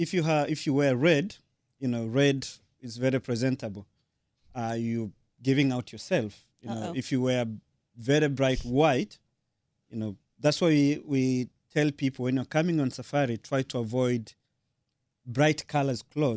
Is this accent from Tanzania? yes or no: yes; Tanzania; first language Sukuma; English is a second language; I'm from Tanzania